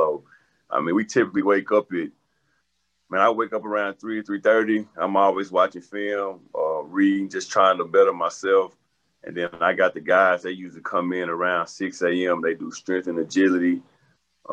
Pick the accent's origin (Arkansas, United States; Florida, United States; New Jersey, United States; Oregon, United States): Arkansas, United States; Little Rock; I'm from Arkansas, I'm from Little Rock